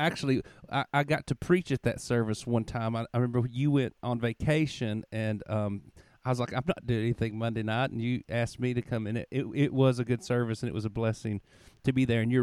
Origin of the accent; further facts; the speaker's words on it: United States; the Russellville Church, which is near my hometown